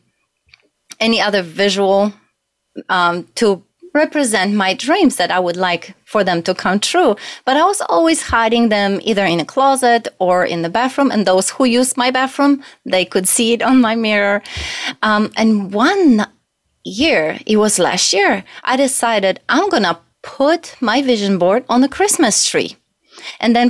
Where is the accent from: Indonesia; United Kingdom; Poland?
Poland; English is a second language; moved away as an adult; now in United States